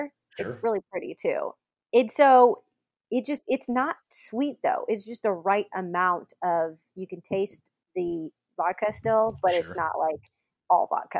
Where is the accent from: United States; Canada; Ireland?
United States; West Coast; I'm like from the West Coast.